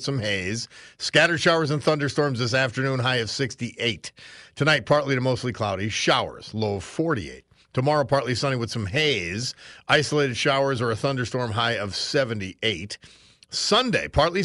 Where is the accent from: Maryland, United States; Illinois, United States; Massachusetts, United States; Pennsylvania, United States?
Pennsylvania, United States; Dunmore; being from Dunmore